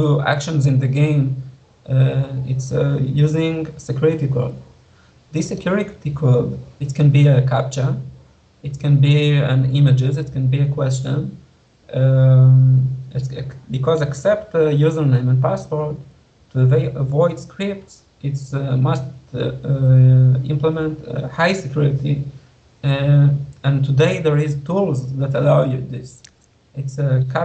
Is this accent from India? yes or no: no; Israel; I implement the game in 2 languages, in English and in Hebrew, because I'm from Israel